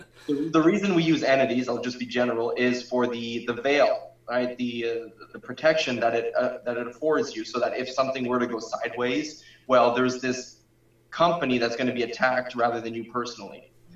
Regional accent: Canada; especially as a Canadian

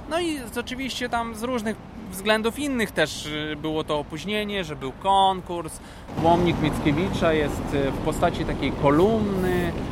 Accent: Wrocław, Lower Silesian Voivodeship, Poland; ja jestem z Wrocławia.

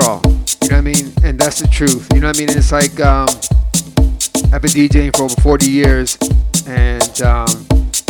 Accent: Cleveland, Ohio, United States; I grew up in Cleveland, Ohio, South Lorraine to be exact

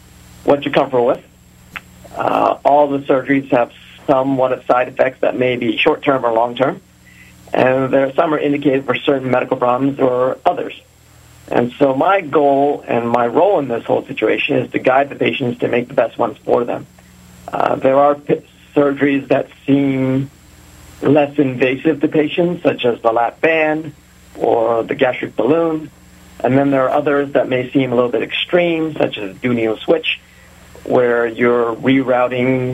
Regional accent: Reading, Pennsylvania, United States; also born or lived in Philadelphia / Pittsburgh / New York City; I'm actually somewhat of a local guy. I grew up in Reading

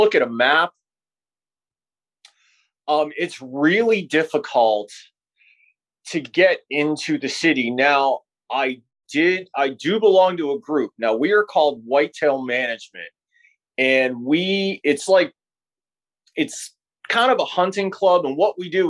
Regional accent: Pittsburgh, Pennsylvania, United States; I grew up here in Pittsburgh

